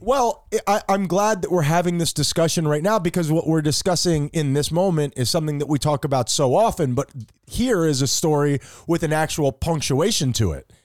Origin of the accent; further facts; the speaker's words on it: United States; I'm American